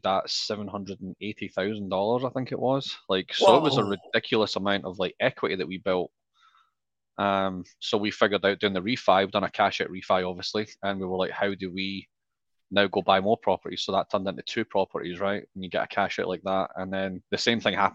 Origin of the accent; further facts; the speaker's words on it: Scotland, United Kingdom; moved away as an adult; also born or lived in Australia; now in Austin, United States; I'm not from Central Texas. I'm actually originally from Scotland. Left Scotland in 2010, moved to Australia